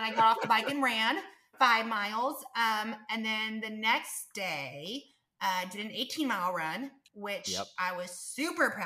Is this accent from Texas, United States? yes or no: no; Tulsa, Oklahoma, United States; my hometown, Ironman Tulsa